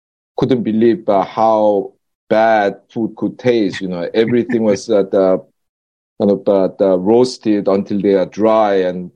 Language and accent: English; South Korea; moved away as an adult; also born or lived in Britain; now in United Kingdom; when I was growing up in Korea